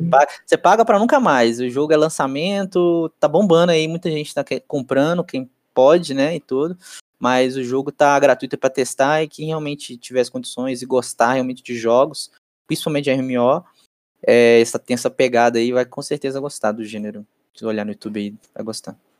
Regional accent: Brazil; como brasileiro

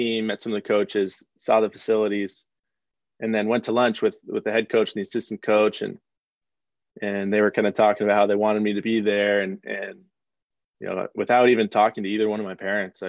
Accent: Portland, Oregon, United States; moved away as an adult; I grew up in Portland, Oregon

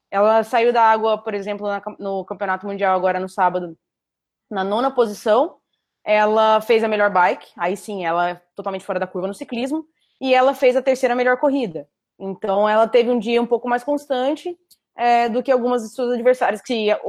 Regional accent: Florianópolis, Santa Catarina, Brazil; Eu ganhei na edição inaugural da prova, em 2014 é, que foi em Floripa até, foi na minha terra.

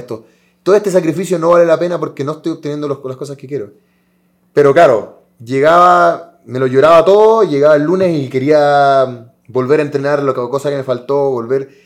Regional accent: Chile; somos país sudamericano

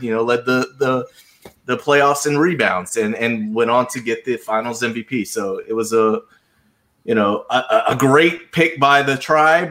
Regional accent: Charleston, South Carolina, United States; moved away; I grew up in Charleston, South Carolina

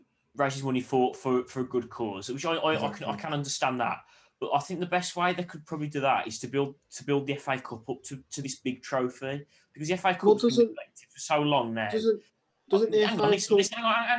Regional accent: Wolverhampton, West Midlands, United Kingdom; we're from Wolverhampton

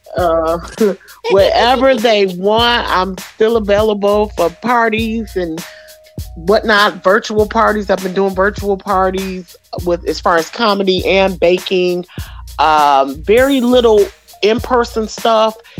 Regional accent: Royal Oak Township, Michigan, United States; I grew up in Oak Township, which is a little small city uh, nestled between Ferndale and Oak Park, right across the border, eight mile border from Detroit.

